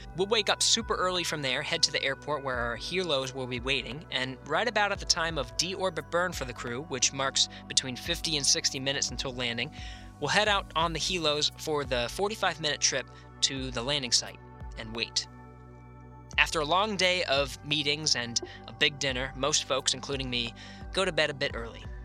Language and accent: English; Pennsylvania, United States; now in Houston, United States; Growing up in Pennsylvania